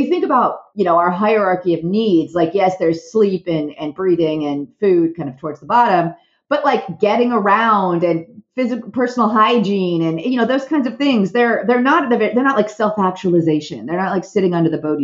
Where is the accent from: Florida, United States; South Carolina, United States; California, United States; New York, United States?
California, United States; Southern; I am from Southern California